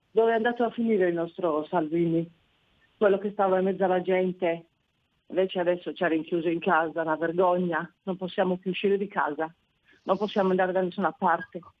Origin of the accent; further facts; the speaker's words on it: Italy; per me sono più italiani e più fratelli d'Italia di tutti noi che siamo nati e cresciuti in Italia.